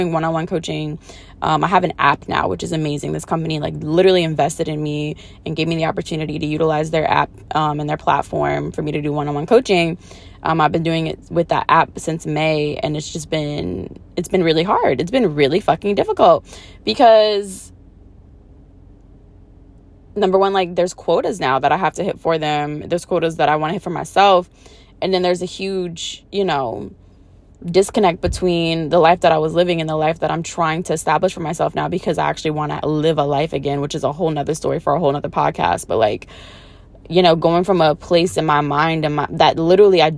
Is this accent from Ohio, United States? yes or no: no; New Orleans, Louisiana, United States; I'm from New Orleans